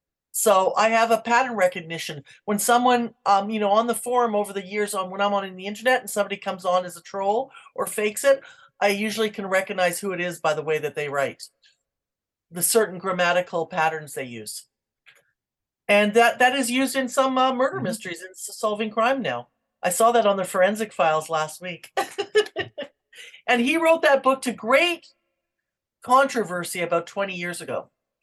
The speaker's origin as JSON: {"language": "English", "region": "Wisconsin", "country": "United States", "tie": "born or raised there", "said": "at a shop called Wool Exchange in my hometown in Wisconsin."}